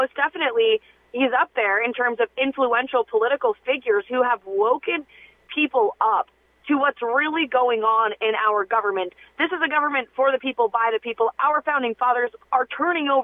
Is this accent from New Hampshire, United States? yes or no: yes; New Hampshire, United States; I'm up here in New Hampshire, which is my home state